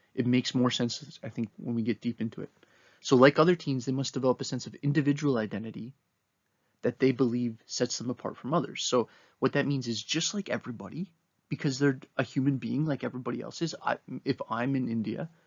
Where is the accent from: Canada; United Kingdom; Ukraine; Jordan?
Canada; Kitchener, Ontario; Me and my buddies growing up in Kitchener weren't aware of how we were being shaped by Canadian culture